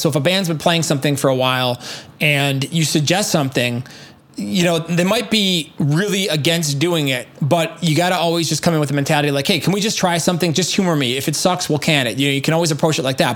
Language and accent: English; United States; being an American American